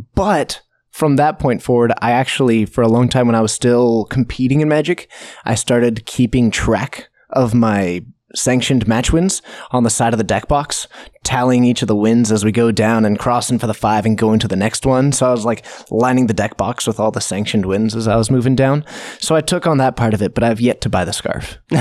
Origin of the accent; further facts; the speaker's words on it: Snohomish, Washington, United States; I grew up in Snohomish. So Geek Fortress is actually in my hometown